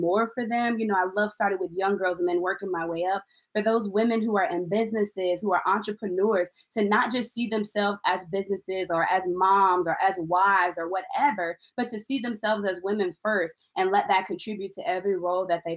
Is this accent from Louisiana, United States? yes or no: no; Illinois, United States; now in Missouri, United States; I am from Illinois